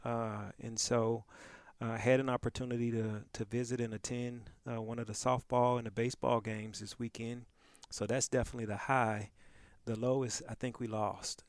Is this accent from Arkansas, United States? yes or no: yes; Pine Bluff, Arkansas, United States; moved away; also born or lived in New Orleans; I was born and raised in Pine Bluff, Arkansas